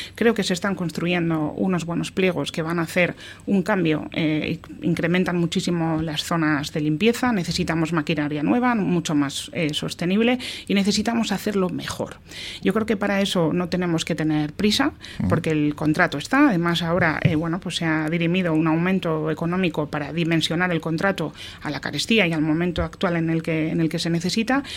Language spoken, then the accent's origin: Spanish; Getxo, Basque Country, Spain; ser alcaldesa de mi pueblo